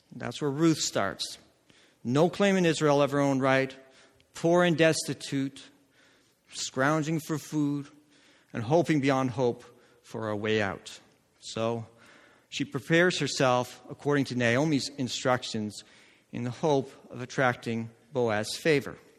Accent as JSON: {"language": "English", "country": "Netherlands", "tie": "born or raised there", "said": "I grew up in Holland"}